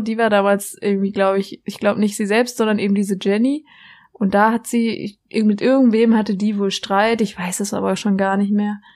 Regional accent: near Freiburg, Baden-Württemberg, Germany; ich komme ja aus der Nähe, für die es nicht wissen, aus der Nähe von von Freiburg, da die Ecke, wo der Europapark ist

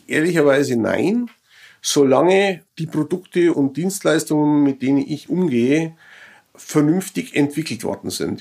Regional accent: Germany; als Deutsche

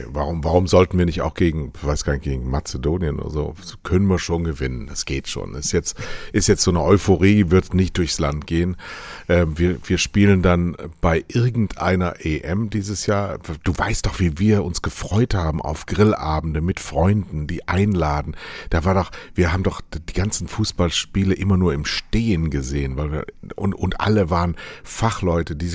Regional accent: Munich, Bavaria, Germany; Ja, ich bin ja, ich komme ja aus München.

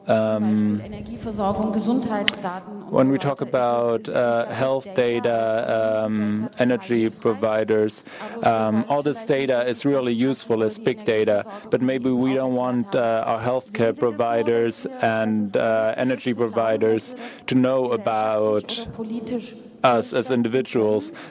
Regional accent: Mainz, Rhineland-Palatinate, Germany; from Mainz.

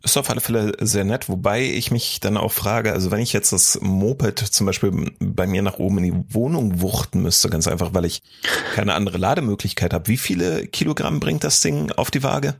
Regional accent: East Germany, Germany; hier bei uns im Osten der Republik

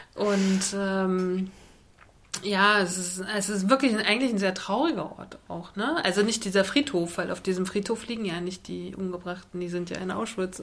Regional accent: Germany; von uns als Volk, als Deutsche

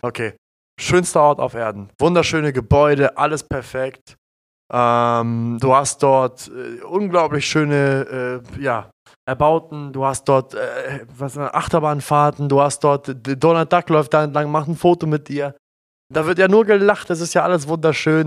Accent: Germany; wir sind ja hier in Deutschland aufgewachsen

